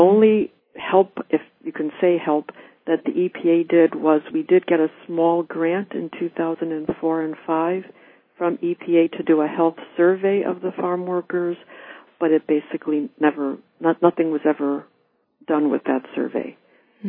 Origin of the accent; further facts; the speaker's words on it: Orlando, Florida, United States; I grew up in Orlando, which is about 30 minutes or about 25 miles from Lake Apopka itself